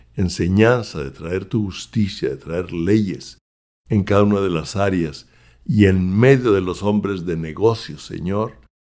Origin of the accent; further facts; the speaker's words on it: Mexico; now in United States; yo soy mexicano de nacimiento y oro también por México